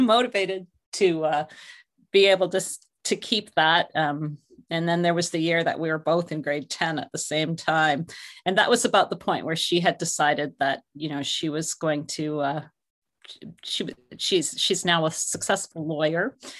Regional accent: St. Catharines, Ontario, Canada; I was born in Saint Catharines, Ontario, which is actually, uh, not far from Niagara Falls, very close to the, uh, Buffalo Border Crossing. So in my childhood, made a lot of trips across the river

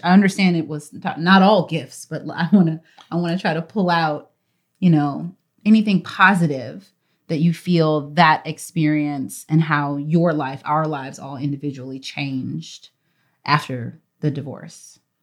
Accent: Texas, United States; then she moved to Texas when she met my dad at Howard University, and they got married, and that is where I'm from

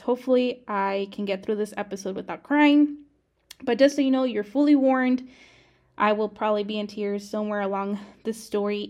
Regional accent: Arizona, United States; moved away as an adult; now in Texas, United States; I grew up in Arizona

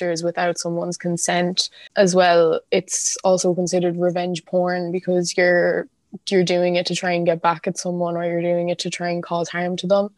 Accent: County Clare, Ireland; now in Galway, Ireland; I'm from Clare, but I live in Galway

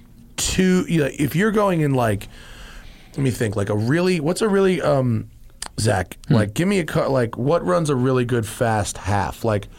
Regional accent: Greenwich, Connecticut, United States; And we grew up in the same town. We're both from Greenwich.

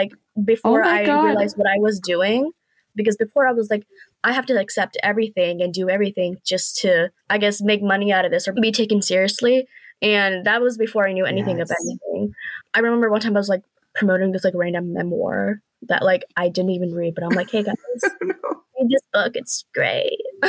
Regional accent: Pakistan; Like being Pakistani myself, I do, you know, no, yeah, we're all Pakistani.

